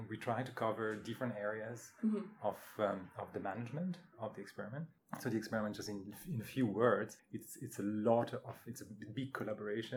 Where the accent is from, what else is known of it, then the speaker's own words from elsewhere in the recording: France; moved away as an adult; I was born and raised in France.